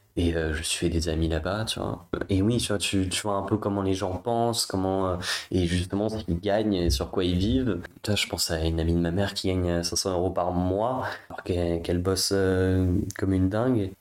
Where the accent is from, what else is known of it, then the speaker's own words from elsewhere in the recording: Paris, Île-de-France, France; Je viens du, de Paris, 5e, donc euh, dans un milieu plutôt bourgeois